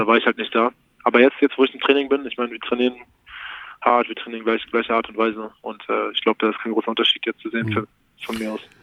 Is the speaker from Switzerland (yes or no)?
no; Berlin, Germany; now in Munich, Germany; Ich bin Berliner, ist meine Heimat